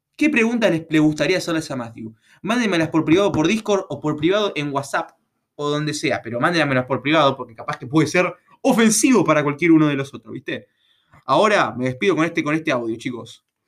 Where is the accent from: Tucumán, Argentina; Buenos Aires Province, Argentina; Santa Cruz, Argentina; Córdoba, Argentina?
Buenos Aires Province, Argentina; yo soy de Capital, digo, yo soy provincia